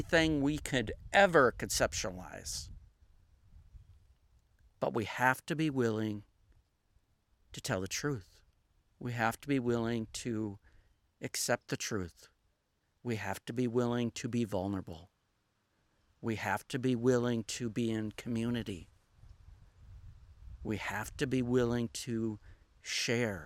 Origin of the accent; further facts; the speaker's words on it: Minnesota, Wisconsin area, Upper Midwest, United States; moved away as an adult; also born or lived in Southern United States; I am originally from the northern part of the United States, Minnesota, Wisconsin area. My accent kind of gives it away, but I've been up down south for most of my adult life.